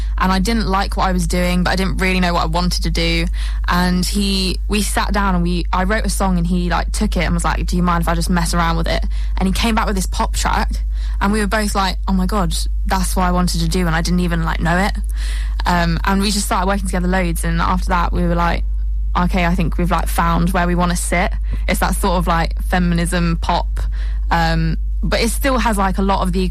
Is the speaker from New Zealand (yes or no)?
no; United Kingdom; I'm from London-ish area, just outside